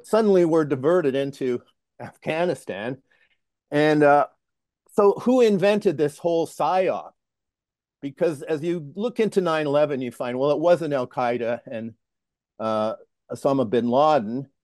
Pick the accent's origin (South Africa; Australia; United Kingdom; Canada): Canada; Toronto, Ontario; moved away; also born or lived in Sudbury, Ontario / Lethbridge, Alberta; I'm a Canadian. I, uh, grew up in Toronto.